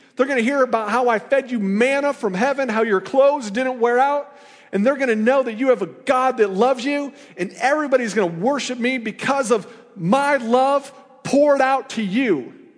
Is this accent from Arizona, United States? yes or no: no; Iowa, United States; now in Missouri, United States; I'm from Iowa, you know, I went to Iowa State